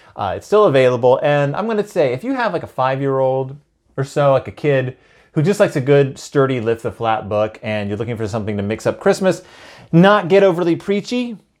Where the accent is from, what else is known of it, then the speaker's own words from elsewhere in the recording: Houston, Texas, United States; I grew up in Houston, Texas